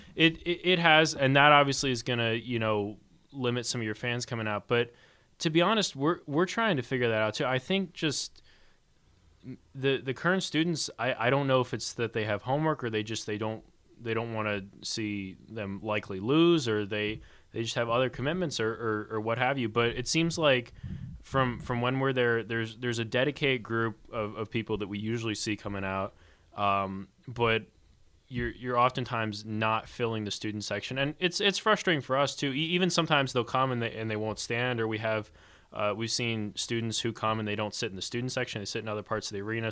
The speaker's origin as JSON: {"language": "English", "region": "Maryland", "country": "United States", "moved": "yes", "said": "I, am not from the area. I'm from Maryland, so I, I didn't grow up with with all these teams"}